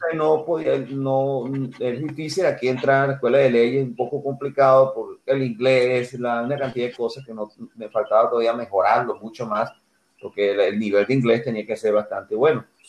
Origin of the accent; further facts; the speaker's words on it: Altagracia de Orituco, Guárico, Venezuela; also born or lived in Tucupido, Guárico, Venezuela; now in United States; nací en un pueblito que llaman Tucupido al Llano, pero me crié en otro pueblito que llaman Altagracia Orituco, es en el centro de Venezuela